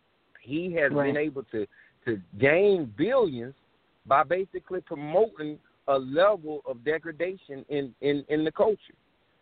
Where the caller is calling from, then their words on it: Columbia, South Carolina, United States; I am calling from South Carolina, Columbia, South Carolina.